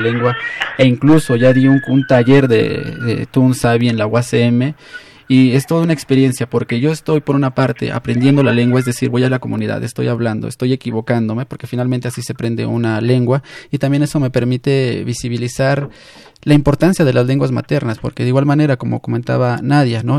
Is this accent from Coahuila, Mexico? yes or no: no; San Pedro Mártir Yucuxaco, Oaxaca, Mexico; yo también soy de San Pedro Mártir Yucujaco